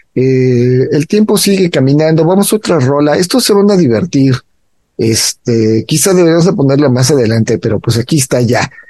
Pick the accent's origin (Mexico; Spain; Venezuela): Mexico; para nosotros como cultura mexicana